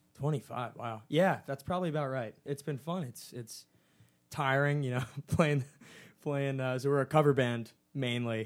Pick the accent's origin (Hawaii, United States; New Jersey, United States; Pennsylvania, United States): New Jersey, United States; Summit; I'm from Summit, New Jersey